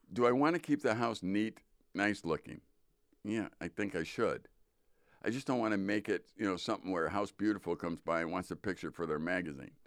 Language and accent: English; Midwest, United States; I'm a Midwesterner